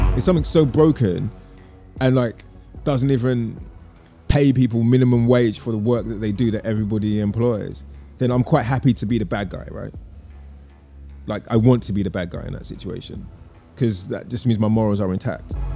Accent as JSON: {"language": "English", "region": "London", "country": "United Kingdom", "tie": "born or raised there", "moved": "as an adult", "said": "I'm deeply from London and of the city"}